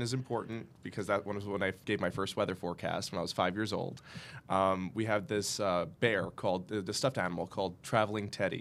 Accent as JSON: {"language": "English", "town": "Bayonne", "region": "New Jersey", "country": "United States", "tie": "born or raised there", "said": "I was born in Bayonne, New Jersey. I was born and raised in Bayonne, New Jersey."}